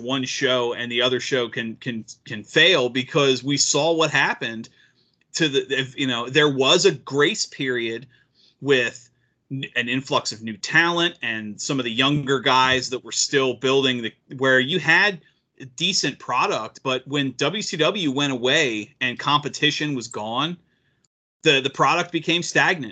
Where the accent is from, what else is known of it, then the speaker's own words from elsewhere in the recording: Maryland, United States; growing up in Maryland